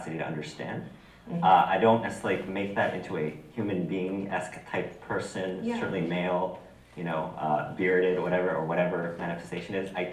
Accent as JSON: {"language": "English", "country": "United States", "said": "I'm Japanese American."}